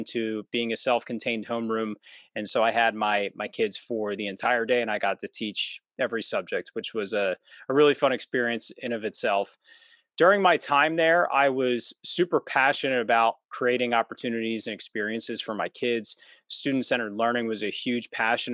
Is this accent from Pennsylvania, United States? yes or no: yes; suburbs of Philadelphia, Pennsylvania, United States; I'm from Pennsylvania, so I'm in the suburbs of Philadelphia. And I was born and raised here